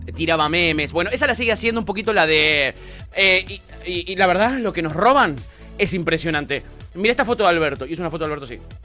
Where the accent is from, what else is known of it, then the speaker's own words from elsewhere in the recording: Buenos Aires, Argentina; cuando era chico en el Parque Chacabuco